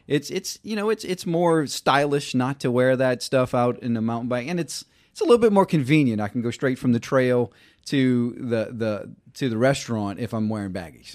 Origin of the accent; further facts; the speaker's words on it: Reserve, Louisiana, United States; moved away; grew up in, uh, a, a town called Reserve, Louisiana